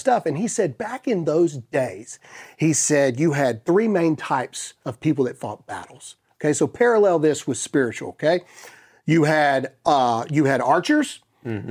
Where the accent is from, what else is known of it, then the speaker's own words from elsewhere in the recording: United States; I am a Christian before I'm an American